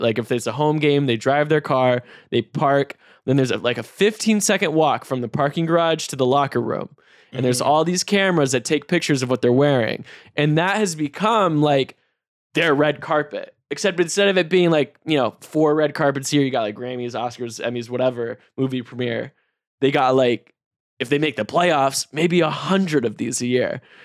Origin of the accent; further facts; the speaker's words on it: Raleigh, North Carolina, United States; I'm a kid from North Carolina